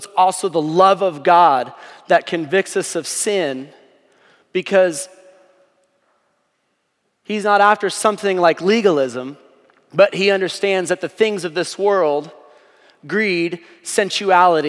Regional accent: Stillwater, Oklahoma, United States; I grew up in Stillwater

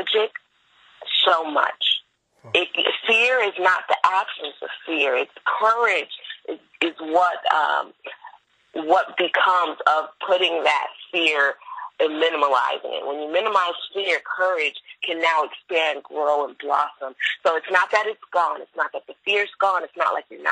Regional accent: Florida, United States; I am from Florida.

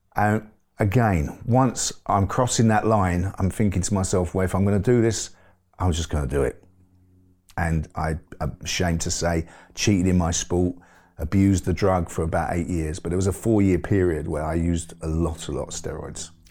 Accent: London, United Kingdom; also born or lived in Forest Gate / Ilford; was born in East London. I grew up in an area called Forest Gate, and, um, and then we moved to, uh, a little way out to Ilford. So it was all sort of East London as a young man

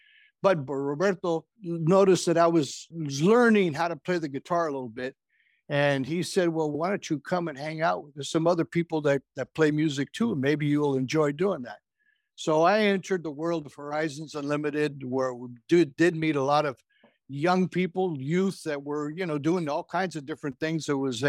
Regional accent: San Francisco, California, United States; So we were raised in the Mission, started living on 20th and Bryant, moved all over 14th and Harrison

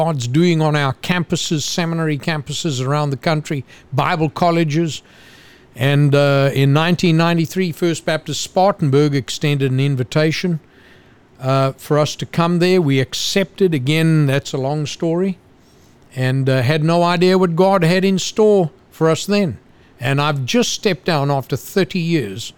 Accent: Zululand, KwaZulu-Natal, South Africa; moved away as an adult; now in United States; I was born in Zululand, which is the upper east coast bordering on Mozambique. So that's where I was born and raised.

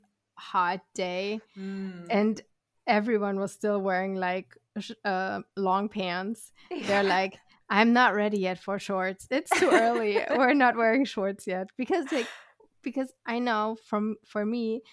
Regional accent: Germany; also born or lived in California; now in Texas, United States; I'm from Germany

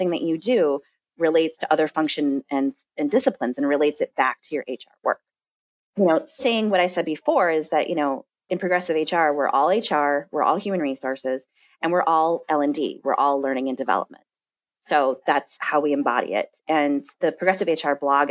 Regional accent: Madison, Wisconsin, United States; Where I'm from in Madison

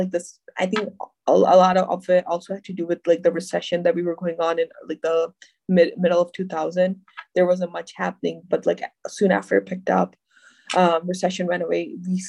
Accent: Pakistan; now in Dearborn, United States; because for me, being Pakistani, I love my street snacks. I love my chaat, I love my chai, I love my samosa.

